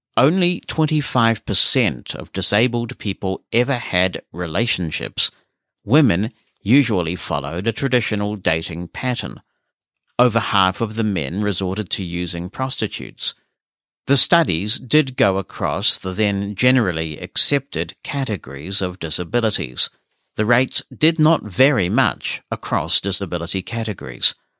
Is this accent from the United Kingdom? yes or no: no; New Zealand; as a New Zealander